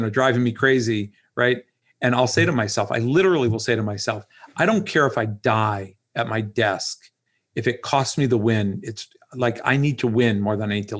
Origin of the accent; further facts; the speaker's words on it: Dayton, Ohio, United States; moved away as an adult; also born or lived in Pittsburgh, Pennsylvania; now in Jupiter, United States; I grew up in Dayton, Ohio